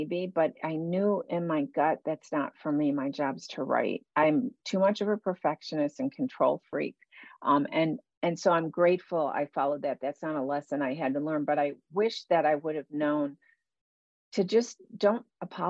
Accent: Buffalo, New York, United States; I grew up in Buffalo, New York

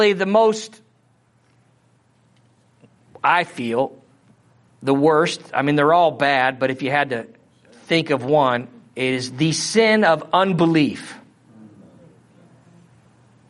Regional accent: Missouri, United States; accent: Missouri; my Missouri accent

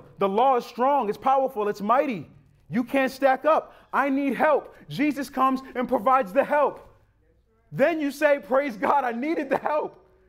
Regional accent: United States; And growing up in America, we don't appreciate what the law has truly done to us

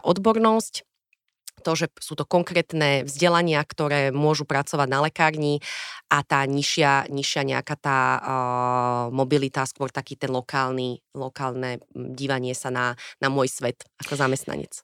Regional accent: Bratislava, Bratislava Region, Slovakia; ja som vyrastala v Petržalke

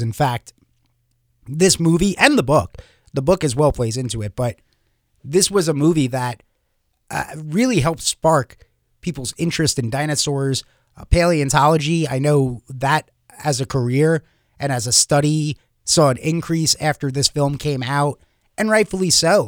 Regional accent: Long Island, New York, United States; growing up in Long Island, New York

